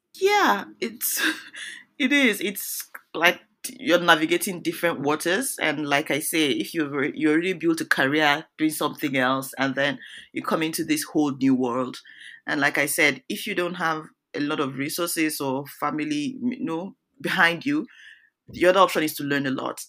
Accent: Nigeria; moved away as an adult; now in United States; I'm originally, I'm from Nigeria

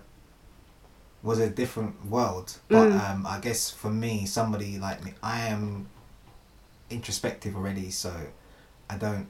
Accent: London, United Kingdom; as a Londoner

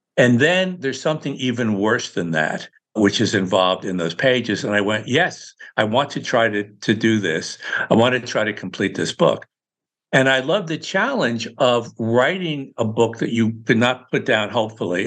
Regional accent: Newburgh, New York, United States; now in Palm Beach, United States; Newburgh, New York, my hometown, man, where my mom was

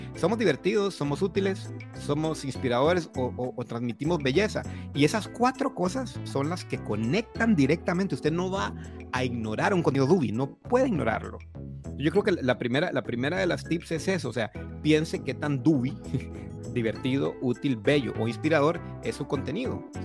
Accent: Honduras; moved away as an adult; now in Costa Rica; Soy, soy hondureño de nacimiento, aunque vivo en Costa Rica hace veintidós años.

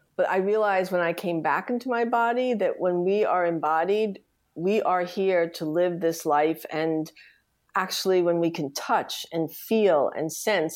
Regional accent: New York City, New York, United States; I grew up in the Bronx, Riverdale

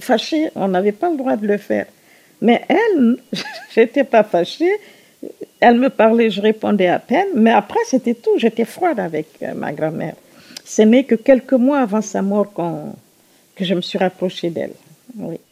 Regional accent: Conakry, Guinea; J'ai grandi en Guinée, mon pays euh, d'origine. Je suis guinéenne, évidemment. Et j'ai grandi à Conakry

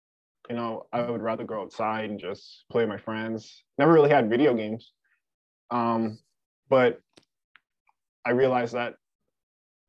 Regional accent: Bahamas; moved away as an adult; now in South Dakota, United States; I am from the Bahamas.

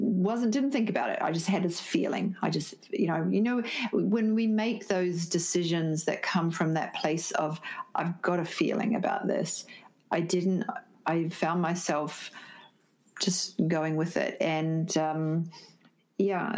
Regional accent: New Zealand; moved away; also born or lived in Sydney, Australia; I'm originally from New Zealand, but I was living in Sydney

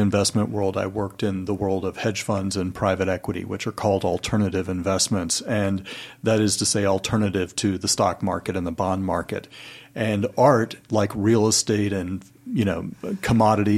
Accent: Chattanooga, Tennessee, United States; moved away; I am originally from Chattanooga, Tennessee

